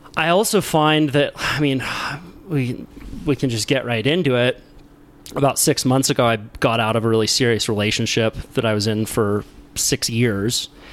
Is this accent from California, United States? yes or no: yes; Santa Cruz, California, United States; I was born in Santa Cruz, you know, grew up with a friend, good friend group of surfers. When I'm in Santa Cruz, like people know me